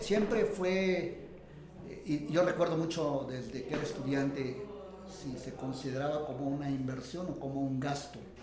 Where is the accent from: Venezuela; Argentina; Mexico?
Mexico